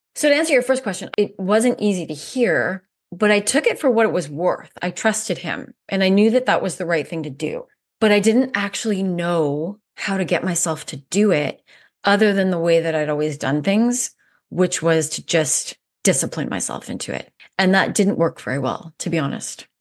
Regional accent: Canada; moved away as an adult; also born or lived in South Africa; I'm Canadian, and I moved to South Africa in two thousand nine on a whim

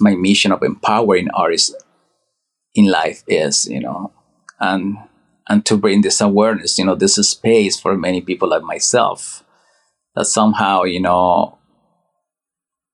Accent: Mexico; moved away; Mexico, my hometown

